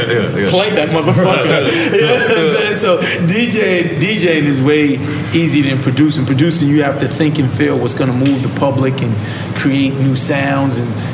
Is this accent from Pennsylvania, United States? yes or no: no; New York City, New York, United States; I'm from Hollis, Queens